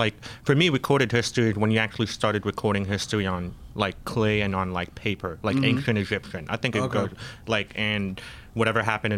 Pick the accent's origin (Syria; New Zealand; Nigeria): Syria; Damascus, Damascus Governorate; now in United States; I was born in Damascus. So like, my parents and my whole family always reminded me that Damascus is actually the oldest city in the world.